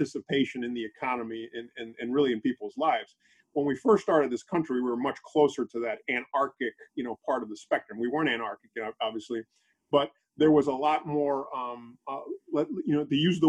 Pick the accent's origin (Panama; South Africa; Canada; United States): Panama; moved away; my country, I'm from Panama originally